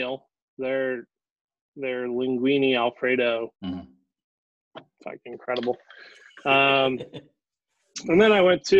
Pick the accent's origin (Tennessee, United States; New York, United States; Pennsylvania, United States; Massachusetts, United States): New York, United States; he knew I came from New York, and he was like, well, you guys had that Corvid real bad out there